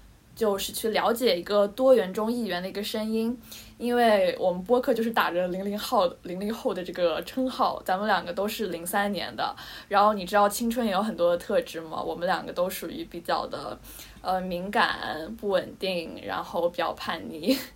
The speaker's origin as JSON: {"language": "Chinese", "region": "Shanghai", "country": "China", "tie": "born or raised there", "said": "因为我是在上海出生嘛"}